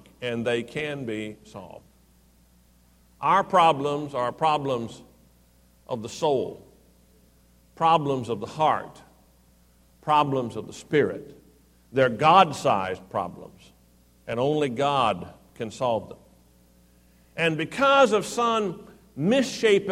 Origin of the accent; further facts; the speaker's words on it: Houston, Texas, United States; The church I grew up in Houston